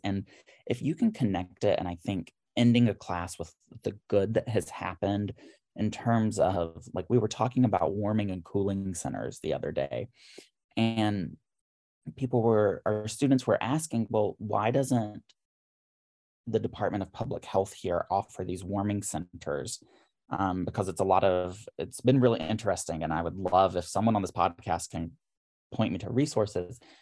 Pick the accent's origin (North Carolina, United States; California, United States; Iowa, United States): North Carolina, United States; Harmony; moved away as an adult; also born or lived in Charlotte, North Carolina / Atlanta; now in Philadelphia, United States; I'm originally from Harmony, North Carolina.